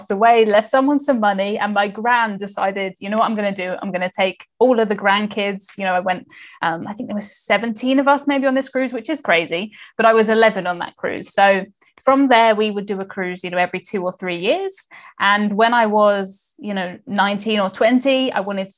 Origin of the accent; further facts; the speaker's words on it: England, United Kingdom; I'm from the UK, as you said. I am English.